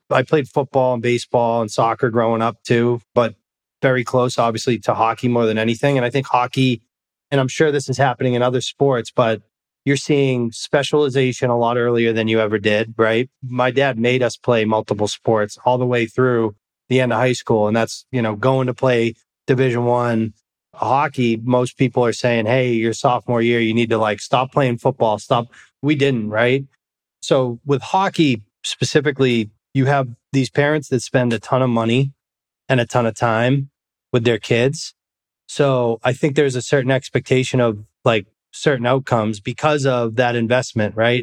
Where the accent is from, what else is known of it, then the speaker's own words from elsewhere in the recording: Massachusetts, United States; moved away; also born or lived in Scottsdale, Arizona; a kid like me growing up in Massachusetts